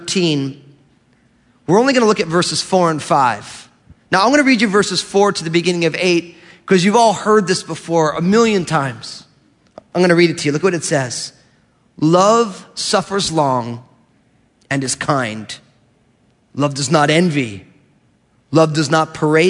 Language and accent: English; New Jersey, United States; I grew up in New Jersey